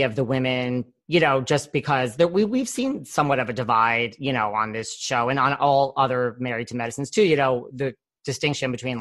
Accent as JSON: {"language": "English", "region": "New York", "country": "United States", "said": "I'm from New York."}